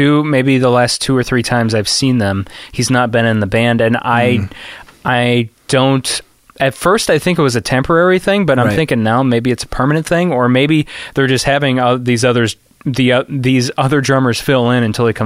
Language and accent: English; Chicago, Illinois, United States; we're from Chicago